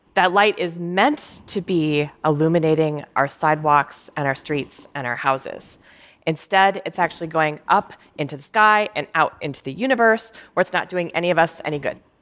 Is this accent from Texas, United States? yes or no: no; Minnesota, United States; I was growing up in Minnesota